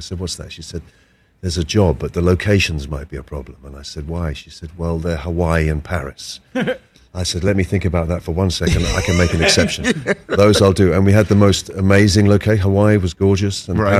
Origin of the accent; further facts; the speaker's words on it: London, United Kingdom; I was born in Islington in North London